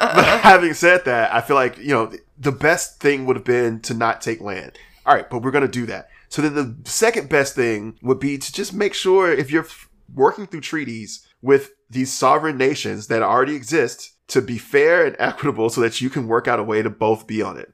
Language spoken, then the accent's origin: English; Alabama, United States; I'm from Alabama